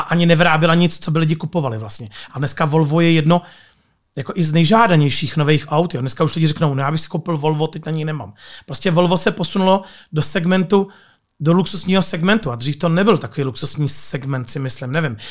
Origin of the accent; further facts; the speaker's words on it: Nižbor, Central Bohemian Region, Czechia; jsem z Berouna, z Nížboru